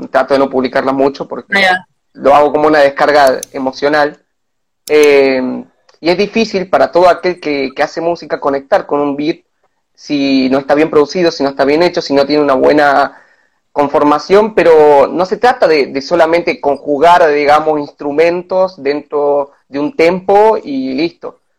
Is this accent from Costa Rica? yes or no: no; San Pedro de Jujuy, Jujuy, Argentina; De San Pedro de Jujuy, de San Pedro